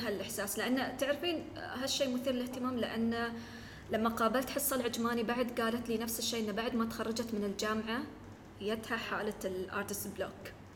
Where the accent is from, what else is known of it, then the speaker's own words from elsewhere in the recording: United Arab Emirates; احنا عندنا في الإمارات